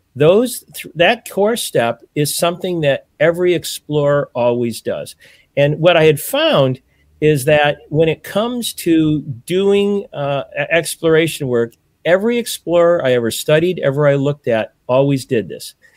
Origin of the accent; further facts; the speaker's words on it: Michigan, United States; I'm from Michigan